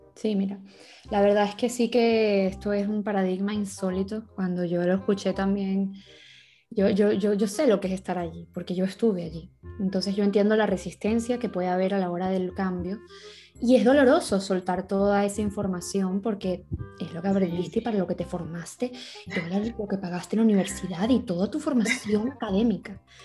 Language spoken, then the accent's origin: Spanish; Venezuela; now in Spain; yo me crié en Venezuela, yo soy venezolana y mis abuelos son españoles